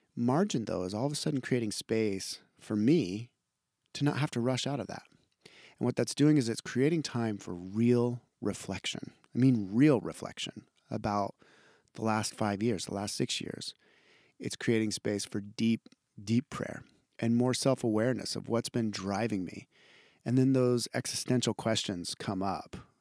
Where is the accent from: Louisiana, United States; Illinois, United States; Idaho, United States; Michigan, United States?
Idaho, United States; I'm from Idaho